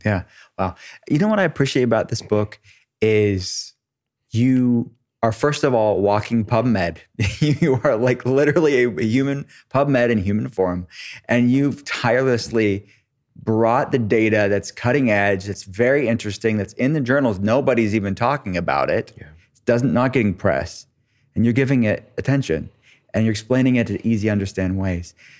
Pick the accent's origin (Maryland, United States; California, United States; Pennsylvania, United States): Pennsylvania, United States; Pittsburgh; I'm from Pittsburgh, I lived there